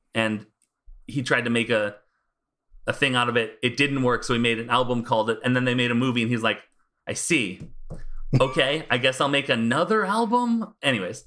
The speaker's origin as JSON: {"language": "English", "country": "United States", "said": "I'm American"}